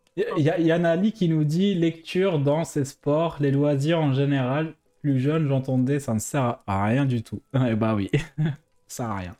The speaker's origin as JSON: {"language": "French", "country": "Algeria", "moved": "yes", "lives_now": "France", "said": "en tant qu'Algérien"}